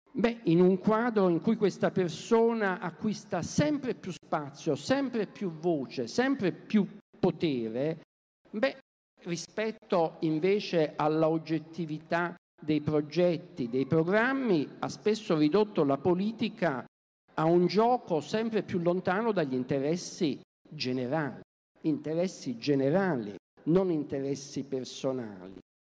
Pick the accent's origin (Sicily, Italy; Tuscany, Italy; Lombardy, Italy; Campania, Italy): Campania, Italy; Naples; moved away; Io vengo da Napoli